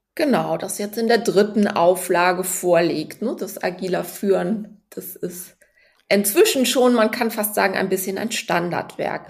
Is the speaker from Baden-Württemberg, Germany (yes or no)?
no; Cologne, North Rhine-Westphalia, Germany; now in Hamburg, Germany; bin eine gebürtige Kölnerin